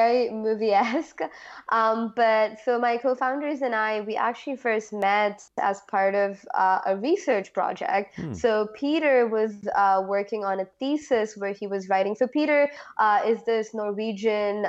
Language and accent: English; Oman; moved away; also born or lived in India; I'm ethnically Indian. I grew up in the Middle East